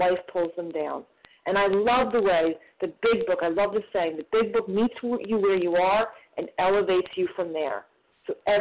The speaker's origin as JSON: {"language": "English", "region": "New Jersey", "country": "United States", "said": "I'm from New Jersey"}